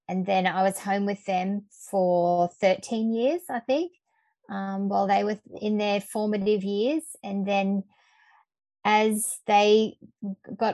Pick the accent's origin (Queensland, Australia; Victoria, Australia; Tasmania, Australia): Queensland, Australia; central; also born or lived in Brisbane, Australia; I grew up in central Queensland in a small town